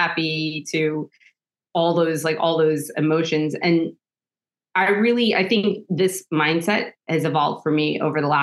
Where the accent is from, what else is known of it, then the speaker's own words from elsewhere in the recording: New York City, New York, United States; now in Germany; I grew up in Staten Island, New York